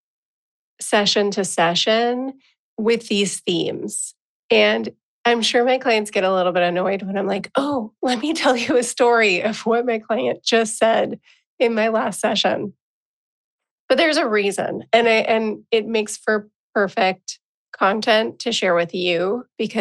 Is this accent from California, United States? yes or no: yes; San Diego, California, United States; accent: California; as a California girl, as someone who grew up in San Diego, California